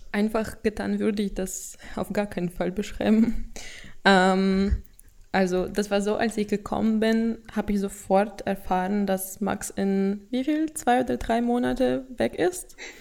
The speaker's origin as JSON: {"language": "German", "country": "Russia", "second_language": "German", "said": "Ich komme aus Russland"}